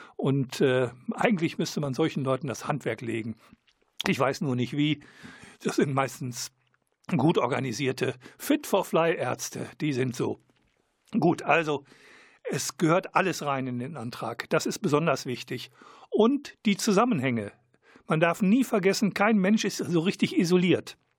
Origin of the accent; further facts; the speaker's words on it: Germany; als Deutscher bin ich